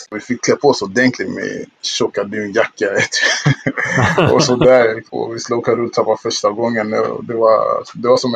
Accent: Kinshasa, DR Congo; now in Sweden; Ja, som sagt, jag föddes där i Kongo, Kinshasa, Kongos huvudstad.

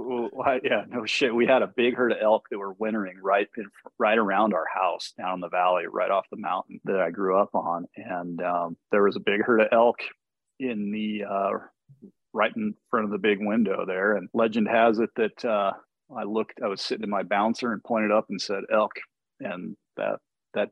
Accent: Steamboat Springs, Colorado, United States; I grew up on a small ranch just south of my hometown here, Steamboat Springs

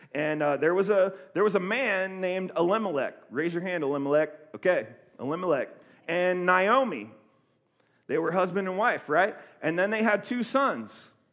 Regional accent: Columbus, Ohio, United States; moved away; also born or lived in Oceanside, California; I'm from Columbus, Ohio, and uh, I grew up kind of in the inner, inner city of Columbus

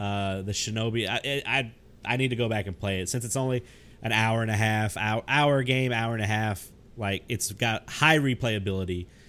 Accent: the South, United States; I grew up in the South.

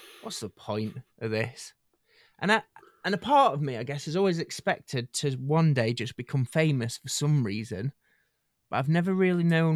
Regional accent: United Kingdom; us as a British nation

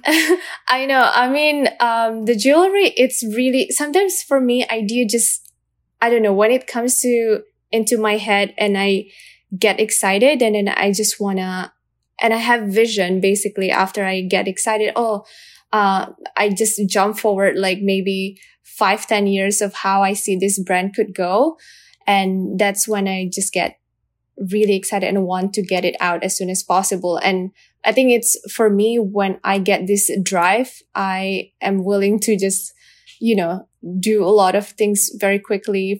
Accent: Indonesia; I am from Indonesia

